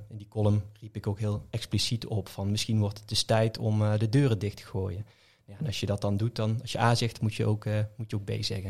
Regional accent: Venray, Limburg, Netherlands; een school in Venray waar ik vandaan kom

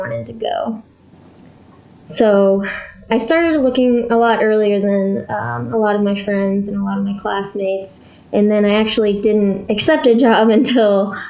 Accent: St. Louis, Missouri, United States; we're both from the St. Louis area

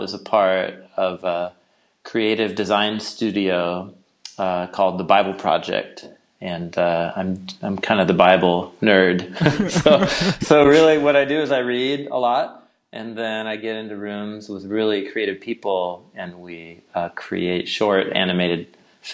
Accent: Portland, Oregon, United States; I hail from Portland, Oregon

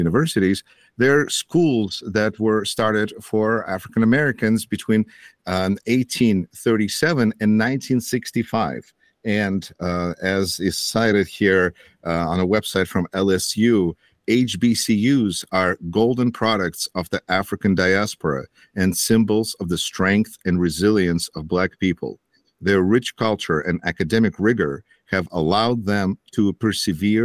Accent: Russia; now in Beloit, United States; I'm originally from Russia

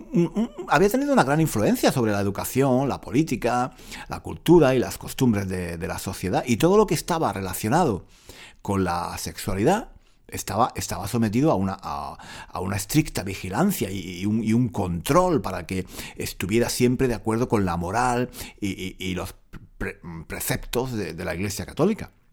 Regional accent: Granada, Andalusia, Spain; now in London, United Kingdom; de niño, cuando vivía en Granada

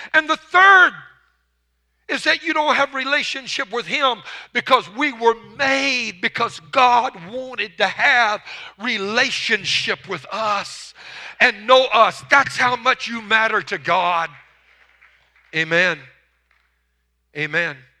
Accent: Louisiana, United States; now in Texas, United States; I was raised in Louisiana

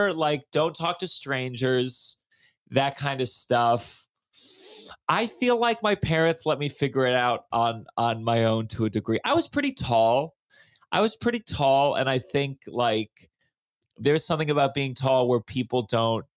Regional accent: Maryland, United States; now in New York, United States; I grew up in Maryland, close to DC.

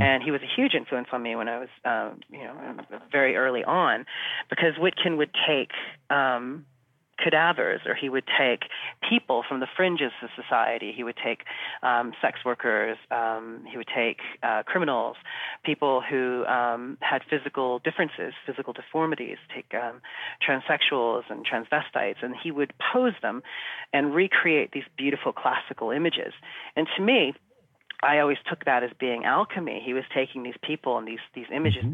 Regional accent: United States; moved away as an adult; also born or lived in New Zealand; now in London, United Kingdom; I was born in America and okay. um, mm-hmm. lived there for um, you know all up, into my into my twenties

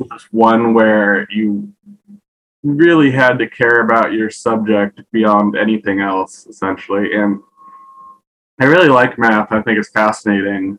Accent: United States; born or raised there; moved away as an adult; now in Japan

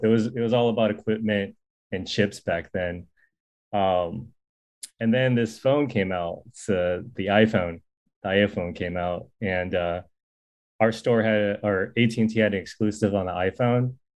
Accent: Silicon Valley, California, United States; I'm from the Silicon Valley before it was Silicon Valley.

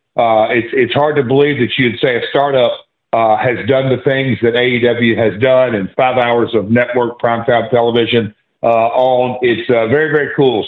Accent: Nashville, Tennessee, United States; I'm from Nashville

